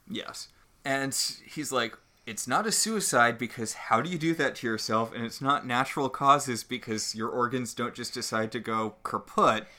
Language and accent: English; New England, United States; I grew up in New England